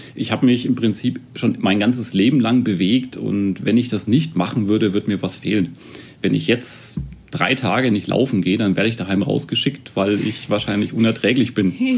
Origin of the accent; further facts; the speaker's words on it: Erlangen, Bavaria, Germany; Also ich komme ursprünglich auch aus Erlangen. Ich wohne eigentlich schon immer in Tennenlohe